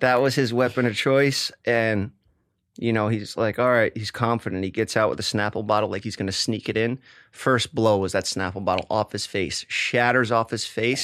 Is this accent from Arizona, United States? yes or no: no; New York City, New York, United States; growing up in Staten Island